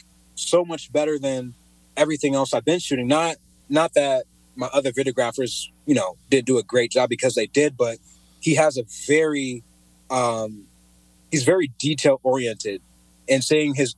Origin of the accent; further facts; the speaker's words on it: Cedar Falls, Iowa, United States; also born or lived in Pocatello, Idaho; moved to Iowa when I was around 2, I believe, been living here ever since